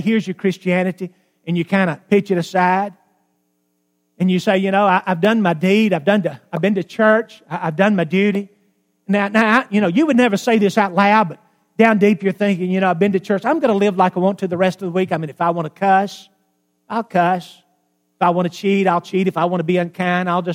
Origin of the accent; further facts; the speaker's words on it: Alabama, United States; I grew up in Alabama